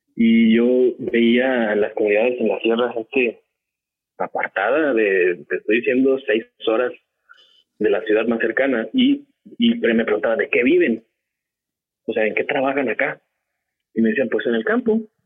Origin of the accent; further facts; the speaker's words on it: Guadalajara, Jalisco, Mexico; now in Monterrey, Mexico; Yo, yo soy de Guadalajara tengo 12 años en Monterrey viviendo